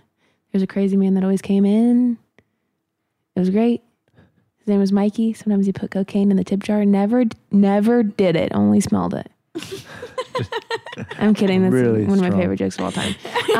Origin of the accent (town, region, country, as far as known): Ohio, United States